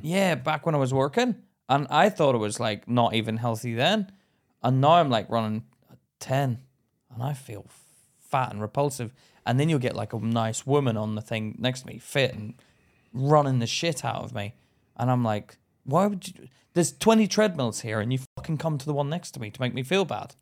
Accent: Belfast, Northern Ireland, United Kingdom; moved away; I grew up in Belfast

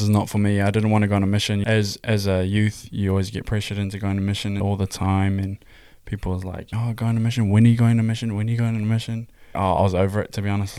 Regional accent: Hamilton, Waikato, New Zealand; I'm twenty-three. I'm from Hamilton, New Zealand.

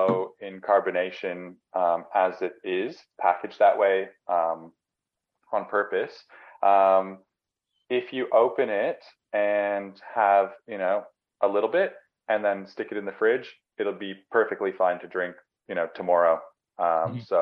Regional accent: Canada; now in Melbourne, Australia; I'm Canadian

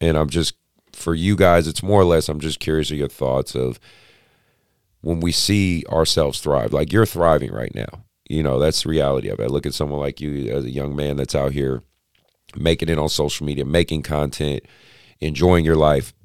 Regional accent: Oakland, California, United States; I grew up in Oakland

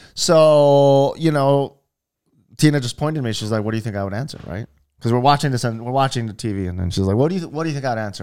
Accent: Hawaii, United States; born and raised in Hawaii

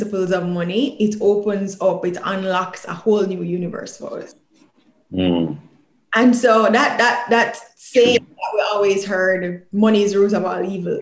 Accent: Jamaica; growing up in Jamaica

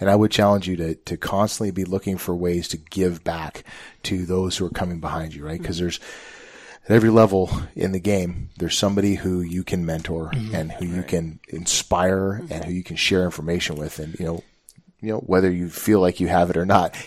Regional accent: Northwest, United States; moved away; living now so far away from where I grew up, and I grew up in the Northwest

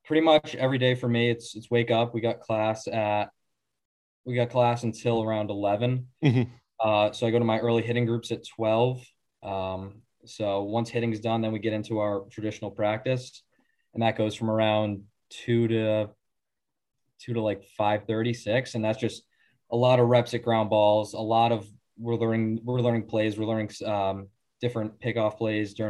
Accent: Rhode Island, United States; I'm from Rhode Island

